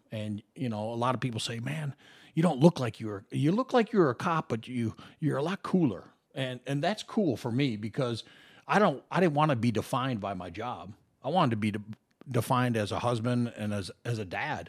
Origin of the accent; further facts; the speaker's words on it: Minnesota, United States; moved away as an adult; now in Las Vegas, United States; young kid growing up in the Midwest in Minnesota